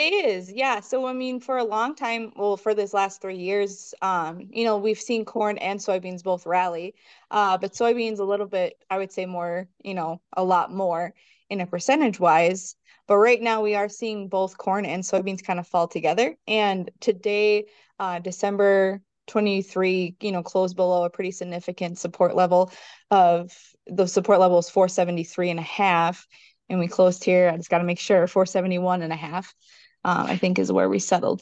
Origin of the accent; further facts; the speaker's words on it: Minnesota, United States; also born or lived in South Central North Dakota; now in North Dakota, United States; originally I'm from Minnesota